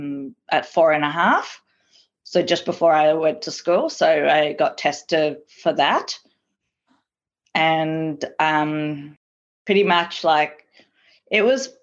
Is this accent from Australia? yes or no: yes; Melbourne, Victoria, Australia; also born or lived in Prahran; I grew up in the Jewish community of Caulfield, East St Kilda, South Crawford, but I was originally living in Paran from the age of, up to the age of 5, and then I moved to East St Kilda